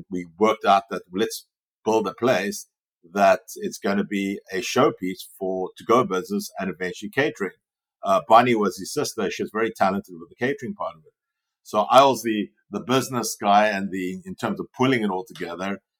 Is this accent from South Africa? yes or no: yes; Cape Town, Western Cape, South Africa; moved away as an adult; now in Los Angeles, United States; I was born in Cape Town, South Africa, and my background is finance economics. I left South Africa when I was 23